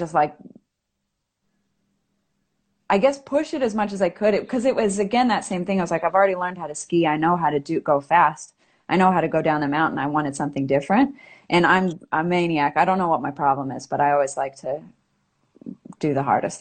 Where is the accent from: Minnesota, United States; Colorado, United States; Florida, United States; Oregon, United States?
Colorado, United States; Breckenridge; moved away as an adult; now in Australia; I am originally from Breckenridge, Colorado